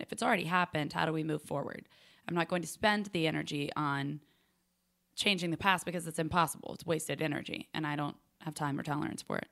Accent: Charlotte, North Carolina, United States; also born or lived in Nashville, Tennessee; Nashville, Tennessee, but I was raised in Charlotte, so I claim Charlotte

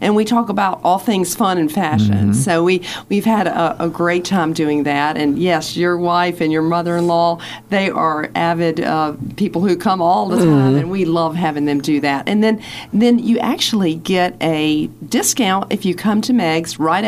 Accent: Blacksburg, Virginia, United States; now in Radford, United States; I grew up in Blacksburg

